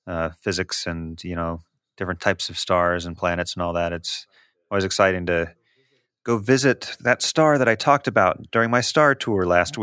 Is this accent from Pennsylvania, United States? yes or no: no; Kansas City, Missouri, United States; I hail from Kansas City, or at least the star system Kansas City, I guess, in our meta game here.